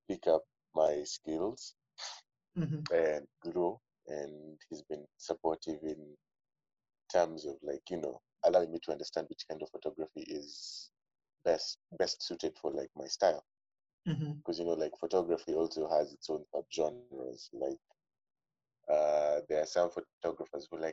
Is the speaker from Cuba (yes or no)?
no; Nairobi, Kenya; I grew up in Nairobi, man. Fully Nairobi.